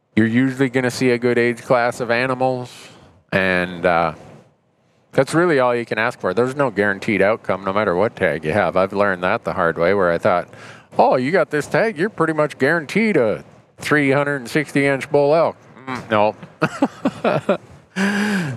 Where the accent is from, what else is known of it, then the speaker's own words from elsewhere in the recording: Montana, United States; I come from Montana